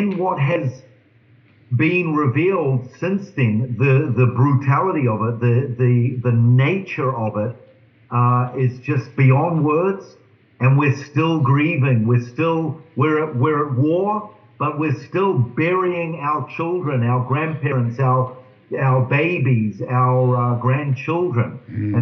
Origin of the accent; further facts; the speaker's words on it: New Zealand; moved away as an adult; now in Israel; I was born in New Zealand into a Jewish family. I came to faith when I was 19. I immigrated to Israel about 32 years ago.